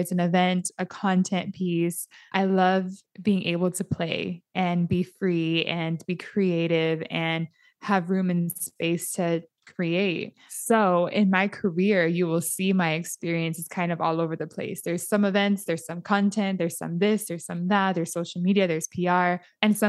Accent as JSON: {"language": "English", "town": "San Diego", "region": "California", "country": "United States", "tie": "born or raised there", "said": "my nieces and nephews growing up in Southeast San Diego or in the areas that we grew up"}